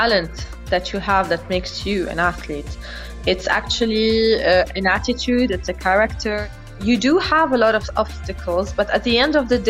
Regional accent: Lebanon; I'm from Lebanon

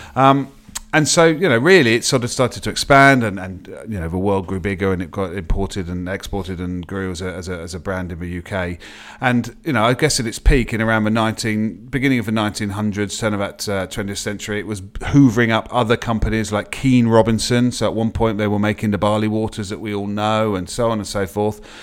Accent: England, United Kingdom; being an Englishman

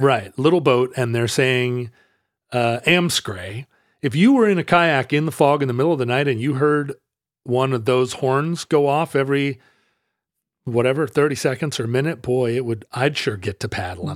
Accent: the Northwest, Pacific Northwest, United States; growing up in the Northwest

